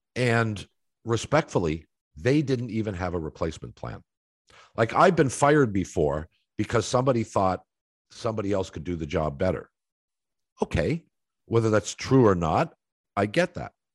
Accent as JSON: {"language": "English", "town": "Toronto", "region": "Ontario", "country": "Canada", "tie": "born or raised there", "also_born_or_lived": "Columbus, Ohio", "said": "When I was a kid in Toronto"}